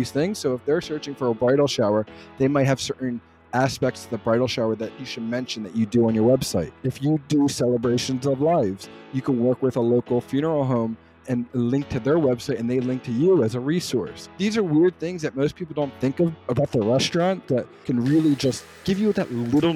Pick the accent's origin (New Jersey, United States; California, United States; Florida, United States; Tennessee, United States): New Jersey, United States; also born or lived in Philadelphia / Pittsburgh area; I grew up in South Jersey